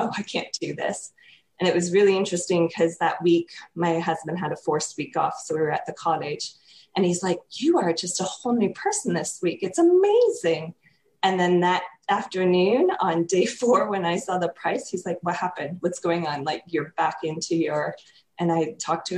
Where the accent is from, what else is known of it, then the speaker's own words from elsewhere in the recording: Canada; I'm from Canada